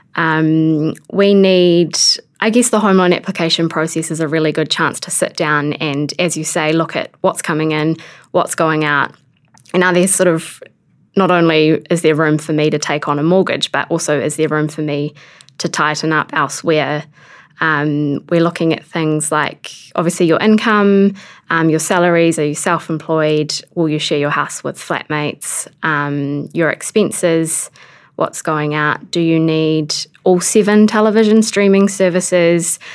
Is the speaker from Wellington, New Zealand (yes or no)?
yes; Wairarapa, Wellington, New Zealand; moved away; I'm from the Wairarapa